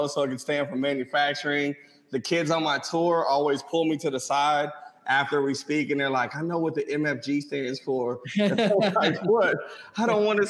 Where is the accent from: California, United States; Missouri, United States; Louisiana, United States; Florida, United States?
Missouri, United States; St. Louis; I'm from St. Louis, Missouri